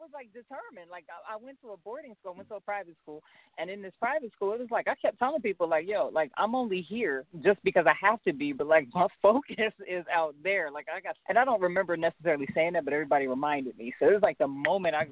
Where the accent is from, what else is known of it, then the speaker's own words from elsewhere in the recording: Harrisburg, Pennsylvania, United States; also born or lived in Brooklyn; my hometown, Harrisburg, Pennsylvania